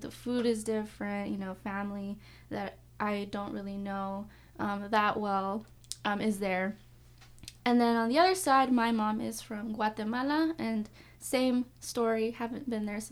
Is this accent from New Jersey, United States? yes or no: no; San Diego, California, United States; born and raised in San Diego, California